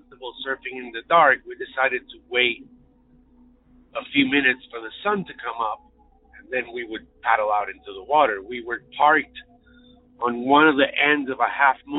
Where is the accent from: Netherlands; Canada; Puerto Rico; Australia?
Puerto Rico; moved away as an adult; now in Chicago, United States; I grew up in Puerto Rico in the Caribbean